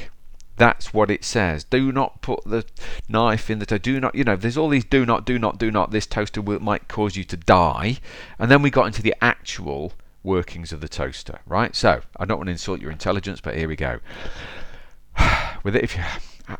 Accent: Derby, East Midlands, United Kingdom; my hometown of Derby

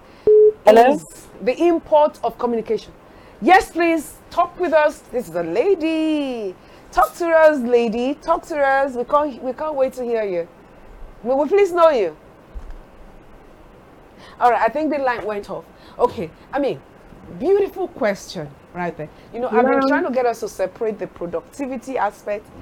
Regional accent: Ekiti, Nigeria; also born or lived in Delta State; originally Yoruba, even from Ekiti Papa. Before I became a Delta

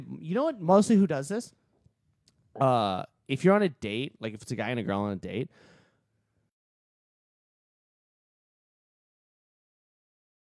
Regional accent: Massachusetts, United States; now in Florida, United States; I'm from Massachusetts

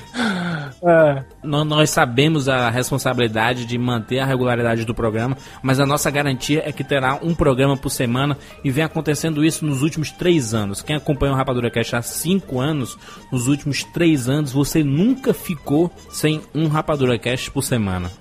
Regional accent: Ceará, Brazil; eu sou cearense

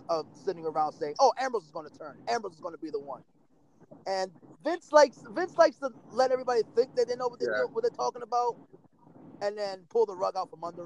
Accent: New York, United States; I was born in New York.

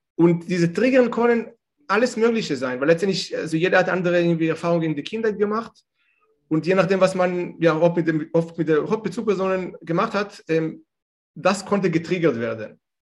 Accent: Israel; German is a second language; moved away as an adult; now in Germany; ich komme ursprünglich aus Israel

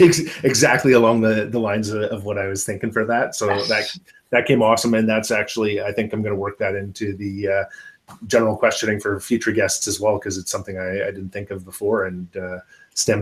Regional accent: Canada; as a Canadian

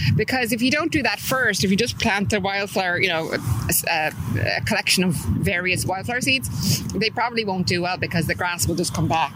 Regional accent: Dublin, Leinster, Ireland; moved away as an adult; also born or lived in California, United States; I'm from Drumcondra and mm-hmm. I'm back living there now after living in America for 25 years oh, in California

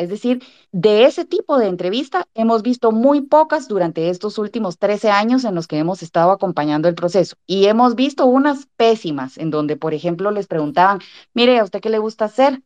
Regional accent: Guatemala; quisiéramos perfeccionar y aportar como guatemaltecos

